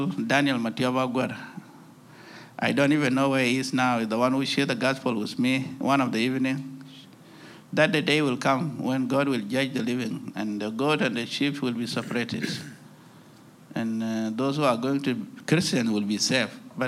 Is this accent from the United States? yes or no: no; South Sudan; from South Sudan. I work for Alarm South Sudan. And I was born in a country called South Sudan now